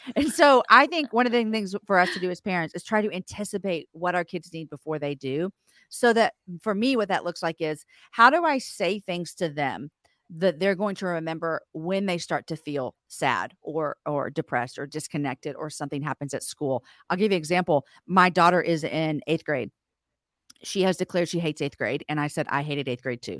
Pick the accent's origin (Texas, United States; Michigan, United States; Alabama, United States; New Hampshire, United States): Texas, United States; Austin; we're from Austin, Texas